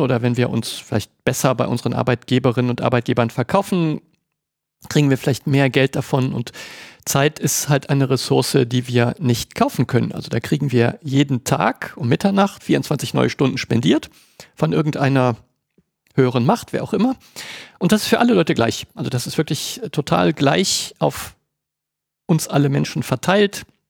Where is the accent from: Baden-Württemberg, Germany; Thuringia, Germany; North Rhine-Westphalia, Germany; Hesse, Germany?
North Rhine-Westphalia, Germany; Cologne; ich bin Kölner